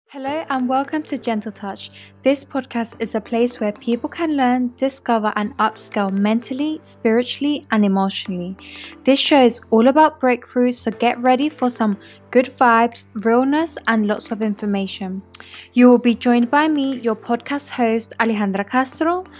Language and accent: English; London, United Kingdom; also born or lived in York; I grew up in London